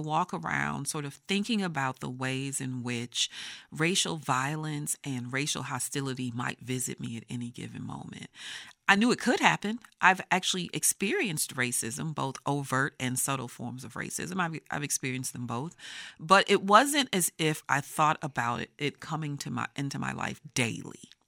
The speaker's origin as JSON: {"language": "English", "region": "Texas", "country": "United States", "tie": "born or raised there", "said": "I grew up in Texas"}